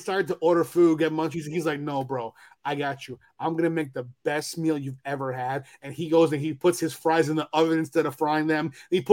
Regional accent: New York, United States; moved away as an adult; also born or lived in California; I'm a New Yorker

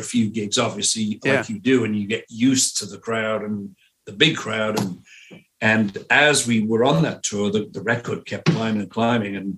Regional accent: Liverpool, North West England, United Kingdom; moved away; I was from Liverpool

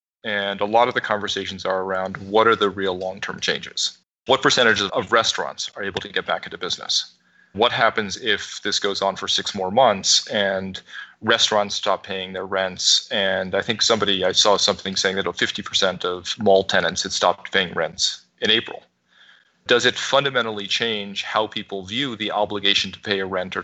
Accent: New York, United States; because I'm a New Yorker and I've lived through 9/11.

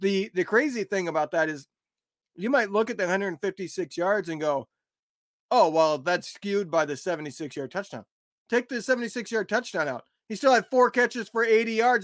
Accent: an hour and a half south of Chicago, Illinois, United States; moved away; I grew up an hour and a half south of Chicago

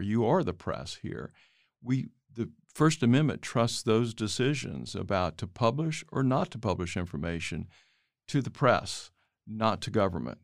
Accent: Dallas, Texas, United States; my hometown, uh, Dallas

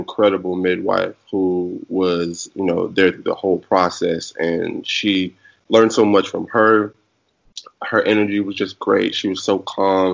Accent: Garland, Texas, United States; I'm from Garland, Texas.

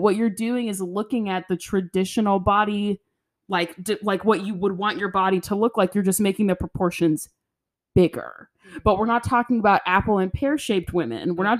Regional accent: the South, United States; It's the disordered eating from growing up in the South.

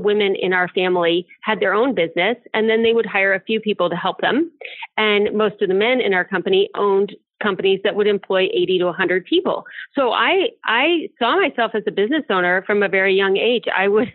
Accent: Akron, Cleveland, Ohio area, United States; I grew up in the Akron, Cleveland, Ohio area.

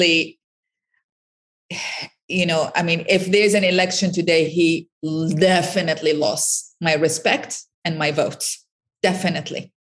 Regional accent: Iraq; now in United States; I'm from Iraq originally

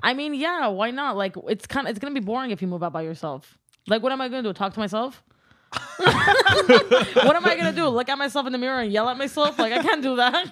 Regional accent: Glendale, California, United States; first language Armenian; English is a second language; I'm from Glendale, California

